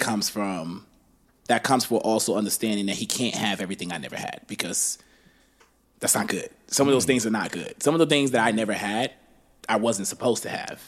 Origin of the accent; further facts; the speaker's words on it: Baltimore, Maryland, United States; also born or lived in Liberia; Went through the war with that situation, came to America, grew up in Baltimore